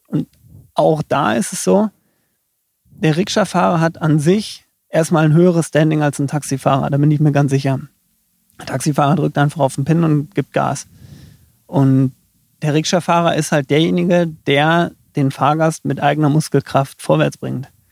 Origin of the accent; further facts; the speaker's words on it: near Dortmund, North Rhine-Westphalia, Germany; moved away as an adult; now in Rosenheim, Germany; Aufgewachsen bin ich in der Nähe von Dortmund ähm, gewohnt habe ich dann in Dortmund.